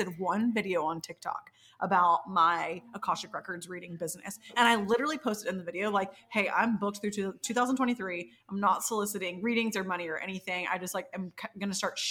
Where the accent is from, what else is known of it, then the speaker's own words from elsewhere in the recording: the South, United States; growing up in the South